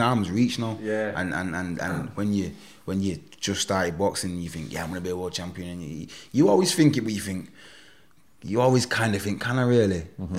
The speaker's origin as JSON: {"language": "English", "town": "Manchester", "region": "North West England", "country": "United Kingdom", "tie": "born or raised there", "said": "of here, of my hometown"}